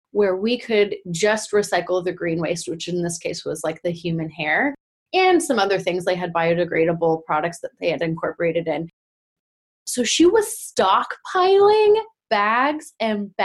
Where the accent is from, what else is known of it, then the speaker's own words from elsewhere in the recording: California, United States; us being Californian